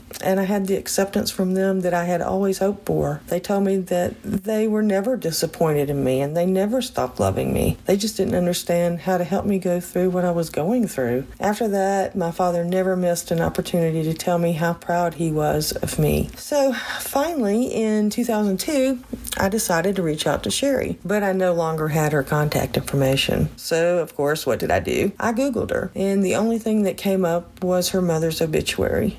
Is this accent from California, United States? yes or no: no; Texas, United States; moved away; I was born and raised in Texas.